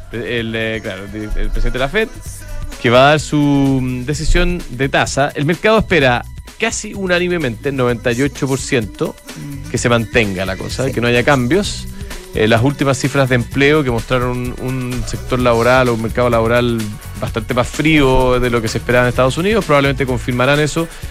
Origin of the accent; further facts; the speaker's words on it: Chile; somos todos los chilenos